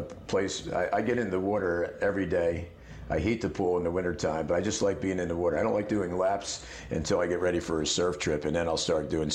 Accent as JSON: {"language": "English", "town": "Philadelphia", "region": "Pennsylvania", "country": "United States", "tie": "born or raised there", "moved": "yes", "lives_now": "Georgia, United States", "said": "I grew up in Philadelphia, where we have a love for every pro sport"}